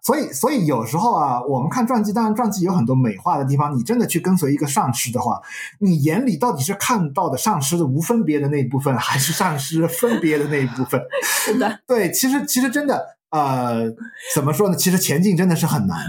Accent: China; 我们中国人的含糖文化

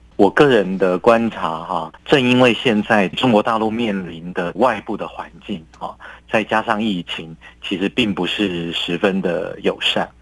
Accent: Taiwan; 我们台湾人

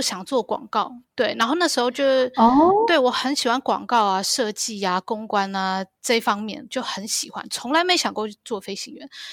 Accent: Taiwan; now in Hong Kong; 忘了说婷婷跟我都是台湾人。对，我们，我在台湾长大的

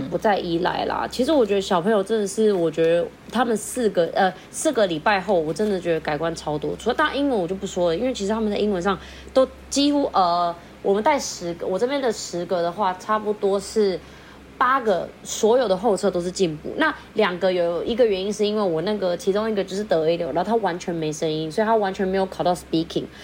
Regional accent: Philippines; now in Taiwan; 我是菲律宾人

